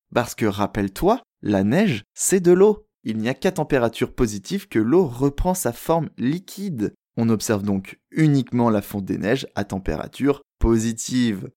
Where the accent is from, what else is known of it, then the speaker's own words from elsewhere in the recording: France; moved away as an adult; now in Montreal, Canada; en tant que bon français qui a déjà vécu à la montagne